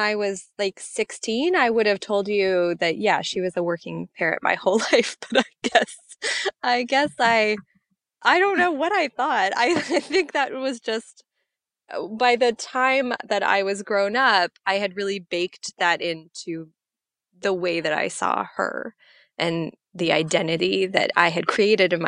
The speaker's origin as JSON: {"language": "English", "town": "Seattle", "region": "Washington", "country": "United States", "tie": "born or raised there", "moved": "as an adult", "said": "Yeah, I grew up in Seattle, Washington, where I am currently sitting, actually. Finally came home after a lot of years"}